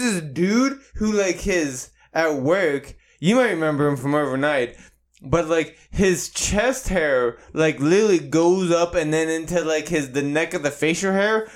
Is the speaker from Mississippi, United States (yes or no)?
no; Boston, Massachusetts, United States; it's not like I'm full-blown Irish, like, I'm from Boston